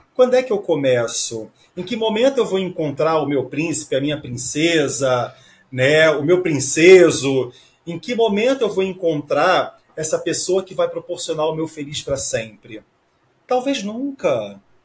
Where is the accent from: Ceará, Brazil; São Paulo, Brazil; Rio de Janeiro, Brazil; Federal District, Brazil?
Rio de Janeiro, Brazil; eu sou do Rio de Janeiro